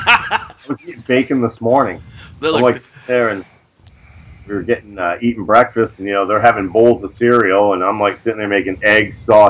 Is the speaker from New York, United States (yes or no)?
yes; New York, United States; also born or lived in Hazleton, Pennsylvania; now in Auburn, United States; I was born in Hazleton, Pennsylvania, but I only lived there until I was like 8 months old, so I don't claim it. I claim New York.